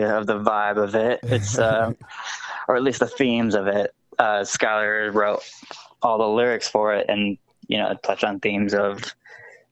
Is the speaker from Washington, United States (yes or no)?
yes; Edmonds, Washington, United States; I grew up in Edmonds, which is like 20 minutes north of Seattle